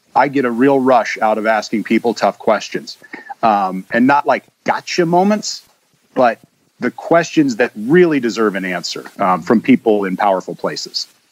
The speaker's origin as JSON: {"language": "English", "town": "Sioux City", "region": "Iowa", "country": "United States", "tie": "born or raised there", "also_born_or_lived": "Sheridan, Iowa / Clarinda, Iowa / Texas", "said": "I spent the bulk of the time growing up in Sioux City"}